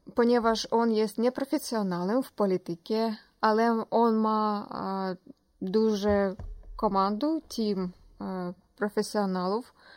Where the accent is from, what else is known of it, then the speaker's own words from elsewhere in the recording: Ukraine; Polish is a second language; moved away as an adult; also born or lived in Kyiv; now in Poland; jestem nie, Pol nie z Polski, a jestem z Ukrainy